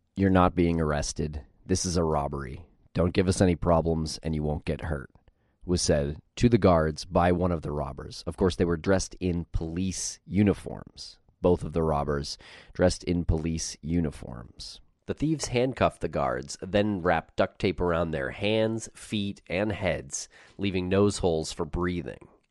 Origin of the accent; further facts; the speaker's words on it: Medford, Massachusetts, United States; I grew up in Medford